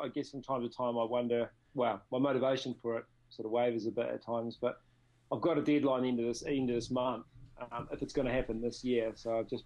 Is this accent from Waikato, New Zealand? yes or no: no; Nelson, New Zealand; my hometown of Nelson